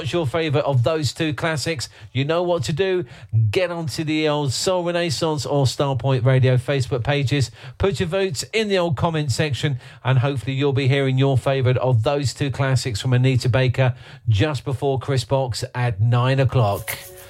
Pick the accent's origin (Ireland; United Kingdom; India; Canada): United Kingdom; Watford, East of England; my hometown of Watford.